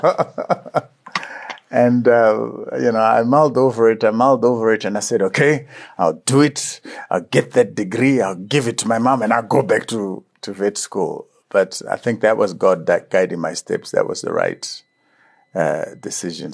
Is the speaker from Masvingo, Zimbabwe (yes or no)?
no; Chinhoyi, Mashonaland West, Zimbabwe; also born or lived in Murombedzi / Kambuzuma, Harare; I was from Chikonono in, uh, in Chinoy